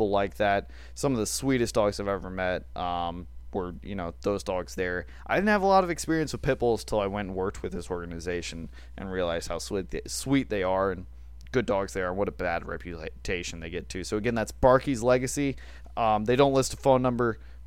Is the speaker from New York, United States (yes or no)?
no; Alabama, United States; we're from Alabama